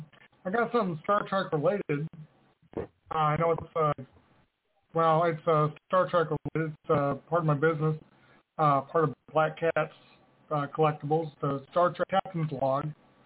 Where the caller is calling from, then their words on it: Scottsville, Kentucky, United States; Scottsville, Kentucky.